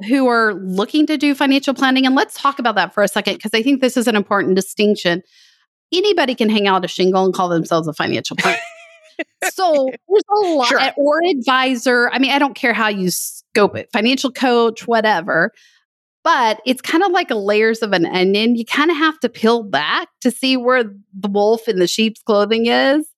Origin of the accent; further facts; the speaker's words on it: West Texas, United States; I grew up in West Texas